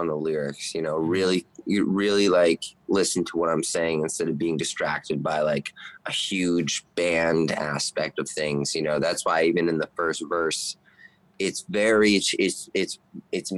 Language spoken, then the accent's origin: English; Las Vegas, Nevada, United States; also born or lived in Toronto; So I grew up in Vegas pretty much my whole life